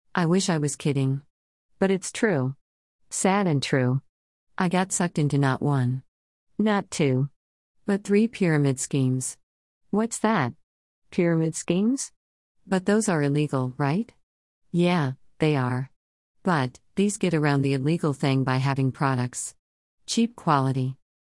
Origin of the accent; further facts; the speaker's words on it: Philadelphia, Pennsylvania, United States; I'm also from Philly.